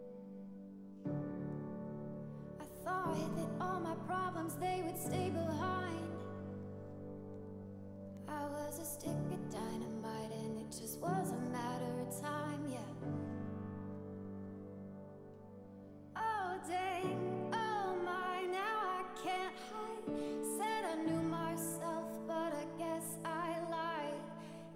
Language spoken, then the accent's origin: English; Zanesville, Ohio, United States; I'm from Zanesville, Ohio